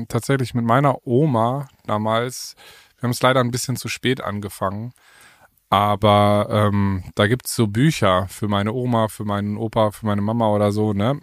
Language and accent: German; Paderborn, North Rhine-Westphalia, Germany; moved away as an adult; also born or lived in Berlin; hier, jetzt in, in, in Paderborn, in meiner Heimat, wo ich jetzt wieder lebe